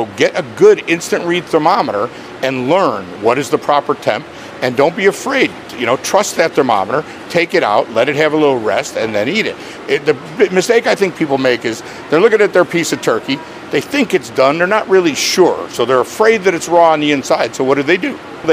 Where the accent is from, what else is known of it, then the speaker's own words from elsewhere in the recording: Chicago, Illinois, United States; moved away as an adult; also born or lived in Lakeland, Florida; I grew up in Chicago. I was born in Chicago, grew up in the near suburbs